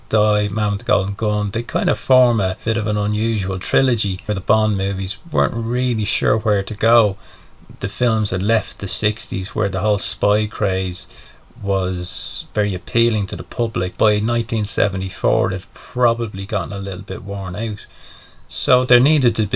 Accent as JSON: {"language": "English", "town": "Dublin", "region": "Leinster", "country": "Ireland", "said": "I'm from Dublin in Ireland"}